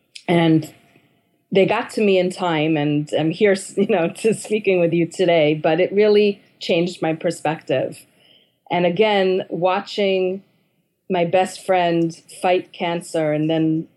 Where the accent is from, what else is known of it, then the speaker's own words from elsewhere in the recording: New York City, New York, United States; I'm from Manhattan